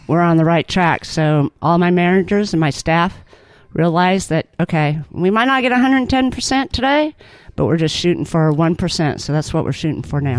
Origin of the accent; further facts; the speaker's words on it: California, United States; moved away as an adult; also born or lived in Auburn, Alabama; now in Alabama, United States; was born and raised in California